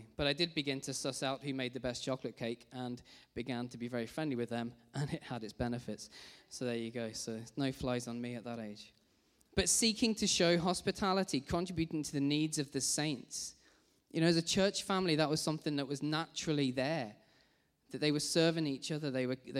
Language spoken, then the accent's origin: English; Rugby, West Midlands, United Kingdom; I grew up in Rugby in the Midlands